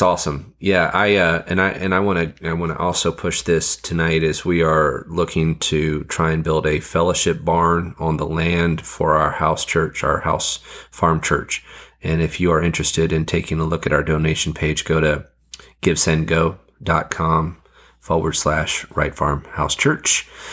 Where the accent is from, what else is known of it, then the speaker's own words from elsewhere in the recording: Fiji; moved away; I grew up in the Fiji Islands